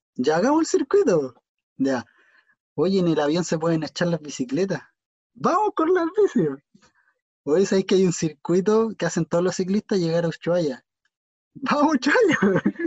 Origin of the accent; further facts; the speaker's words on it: Chile; somos chilenos